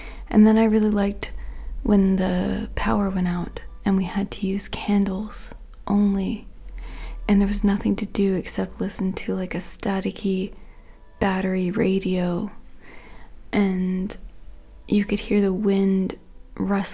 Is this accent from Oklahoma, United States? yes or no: no; Florida, United States; I grew up in Florida